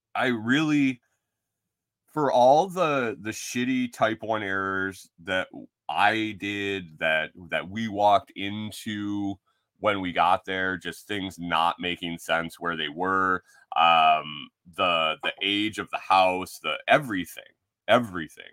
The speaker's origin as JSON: {"language": "English", "region": "Western New York", "country": "United States", "tie": "born or raised there", "also_born_or_lived": "Minnesota", "moved": "as an adult", "said": "growing up in Western New York"}